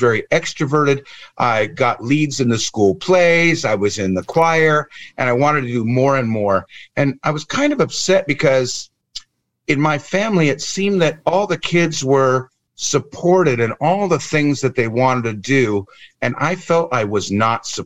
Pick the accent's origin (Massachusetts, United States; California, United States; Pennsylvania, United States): California, United States; Southern; moved away as an adult; also born or lived in New York; now in Netherlands; originally I was born in California, in Southern California, 1969